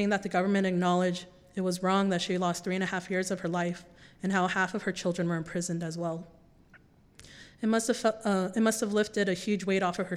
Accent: Boise, Idaho, United States; I grew up in West Boise

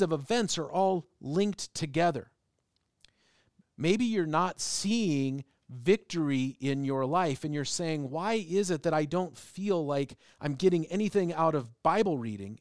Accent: United States; also born or lived in England; I was from America

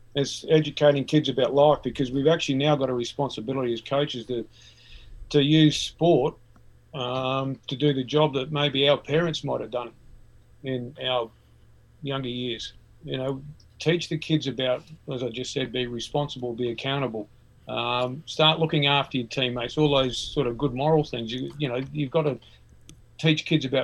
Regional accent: Adelaide, South Australia, Australia; growing up in Adelaide, I lived in Port Adelaide

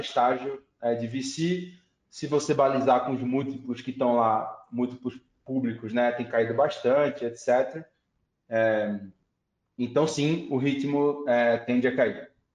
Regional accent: Recife, Pernambuco, Brazil; moved away; Eu vim de Recife, Pernambuco

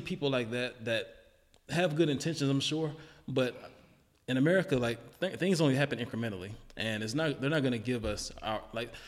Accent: Charlotte, North Carolina, United States; I grew up in the hood too. Like I grew up in Charlotte, and parts that weren't good at all

